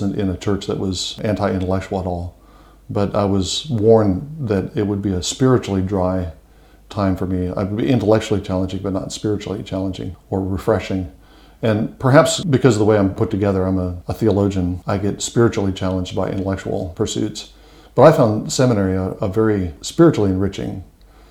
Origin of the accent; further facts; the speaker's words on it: Ohio, United States; moved away as an adult; now in Alabama, United States; I'm not an Alabama native. I live there now. My wife is from the South, but I've lived a lot of my adult life in the South, but my home country is the American Midwest in Ohio